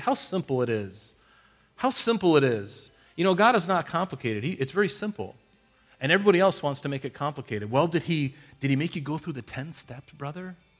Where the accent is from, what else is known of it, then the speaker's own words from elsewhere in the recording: United States; we're American